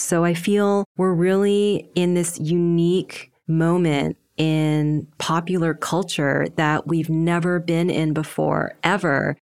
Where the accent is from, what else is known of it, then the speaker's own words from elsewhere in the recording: Canada; I grew up in Canada, in a predominantly Western white neighborhood